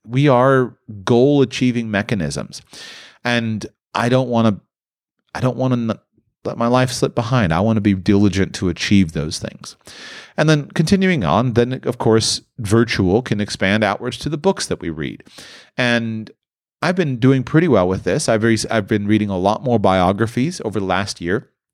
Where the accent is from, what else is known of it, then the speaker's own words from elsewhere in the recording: near Palm Beach, Florida, United States; I grew up near Palm Beach